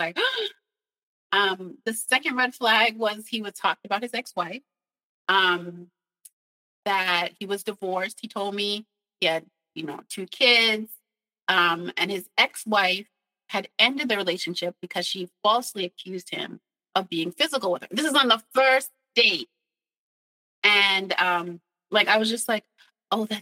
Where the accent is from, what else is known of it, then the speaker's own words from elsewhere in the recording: New York, United States; moved away as an adult; I'm from New York.